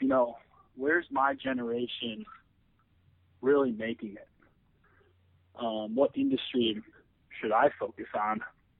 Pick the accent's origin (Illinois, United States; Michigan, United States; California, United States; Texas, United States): Illinois, United States; Evanston; moved away as an adult; also born or lived in Madison, Wisconsin / Boulder, Colorado; I was born and raised in Evanston, Illinois, north of Chicago. I graduated from the University of Wisconsin, Madison, in 2008.